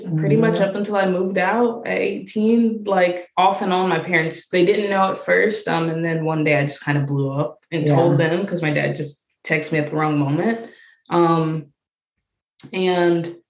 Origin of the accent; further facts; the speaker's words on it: Georgia, United States; now in Ohio, United States; I grew up in Georgia, actually. So it was a lot different from like the Ohio area.